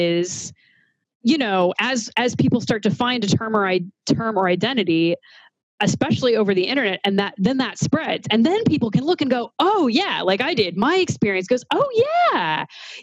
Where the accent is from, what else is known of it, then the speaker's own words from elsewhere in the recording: Missouri, United States; now in Boston, United States; I grew up in Missouri